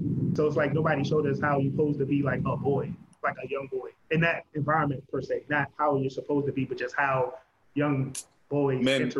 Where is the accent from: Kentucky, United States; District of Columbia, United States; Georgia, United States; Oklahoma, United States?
District of Columbia, United States; Washington; also born or lived in Brooklyn, New York; I mean, we grew up in Southeast Anacostia.